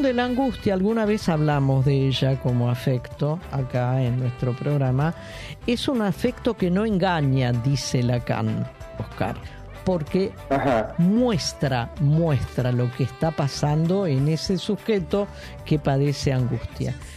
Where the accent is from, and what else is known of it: Argentina